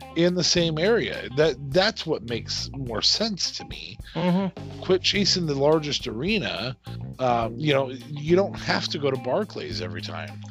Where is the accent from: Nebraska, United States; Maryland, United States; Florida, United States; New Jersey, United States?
Nebraska, United States; we are from Nebraska